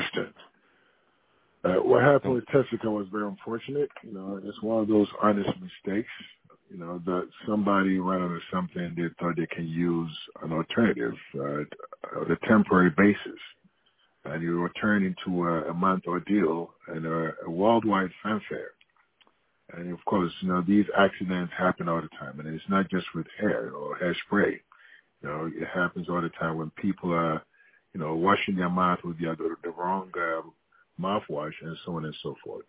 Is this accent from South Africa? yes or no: no; Ghana; moved away as an adult; now in United States; growing up in Ghana